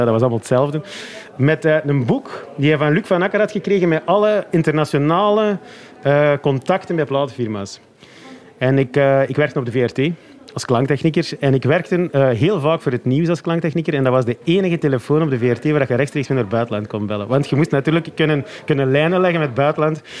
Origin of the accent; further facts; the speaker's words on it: Flanders, Belgium; als Vlaming met de voeten in de klei